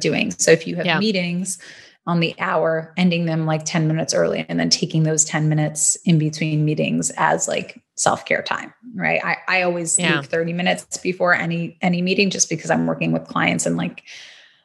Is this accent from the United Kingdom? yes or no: no; Canada; also born or lived in Toronto; now in Los Angeles, United States; Still repping that Canada, because I'm a Canadian girl at heart